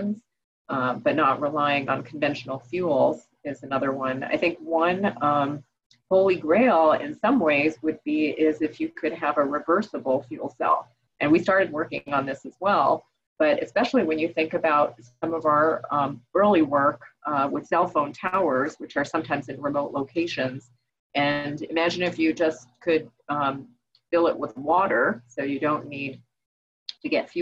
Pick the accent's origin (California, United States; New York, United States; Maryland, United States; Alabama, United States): New York, United States; I grew up in New York